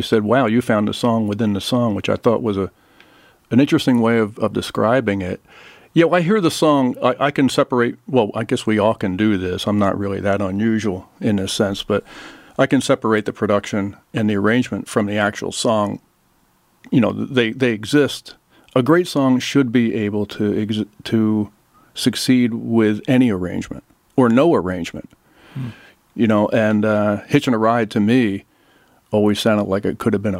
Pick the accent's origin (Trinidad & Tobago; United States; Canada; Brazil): United States; Philadelphia, Pennsylvania; I grew up in the Philadelphia area